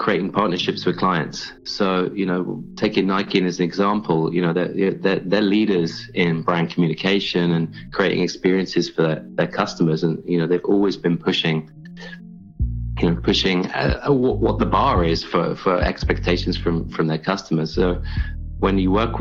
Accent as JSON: {"language": "English", "region": "England", "country": "United Kingdom", "tie": "born or raised there", "moved": "as an adult", "lives_now": "New York City, United States", "said": "I'm English. I was born in England, and I grew up there."}